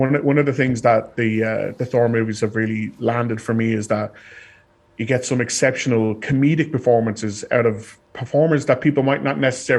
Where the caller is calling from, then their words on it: Ireland; And as I'm calling from Ireland